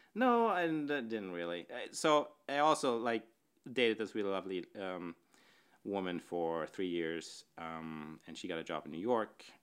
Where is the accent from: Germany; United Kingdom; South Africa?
Germany; Northern Germany; moved away; I grew up in Germany, northern Germany, in a little town.